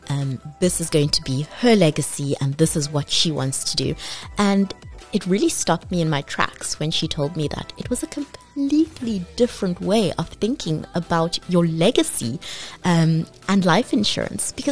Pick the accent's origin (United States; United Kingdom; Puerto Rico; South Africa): South Africa; but in the spirit of being South African, we all have the communities and villages around us that we rely on.